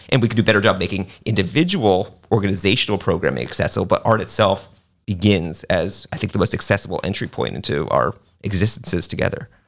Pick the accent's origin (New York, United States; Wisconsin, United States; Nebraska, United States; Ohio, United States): New York, United States; New York City; now in Lakeland, United States; I grew up in New York City